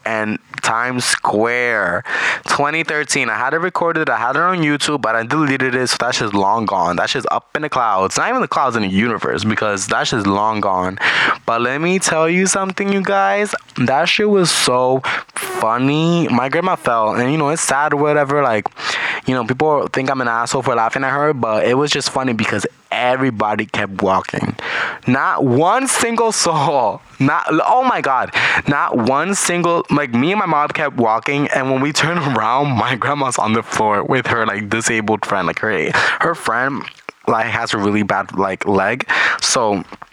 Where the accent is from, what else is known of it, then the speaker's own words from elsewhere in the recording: New York, United States; English is a second language; also born or lived in Caribbean (Puerto Rico or Dominican Republic); I was raised in New York, so I'm definitely built for New York